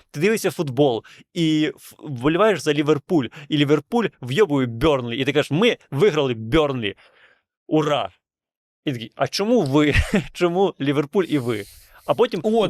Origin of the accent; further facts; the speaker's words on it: Transnistria, Moldova; moved away; я народився в Придністров'ї